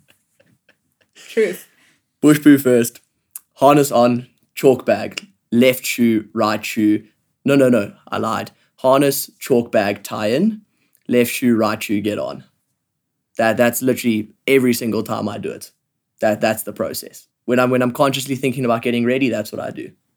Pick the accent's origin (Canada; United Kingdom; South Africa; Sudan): South Africa; Johannesburg, Gauteng; I grew up in Johannesburg. I've lived here my whole life.